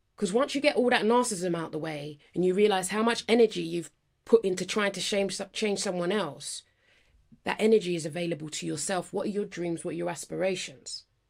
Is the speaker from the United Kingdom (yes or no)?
yes; London, United Kingdom; I'm from Northwest London